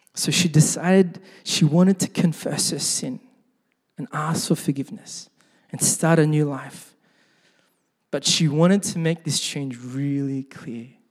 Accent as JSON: {"language": "English", "town": "Sydney", "region": "New South Wales", "country": "Australia", "tie": "born or raised there", "said": "growing up in Sydney, uh, my parents were first generation Korean immigrants"}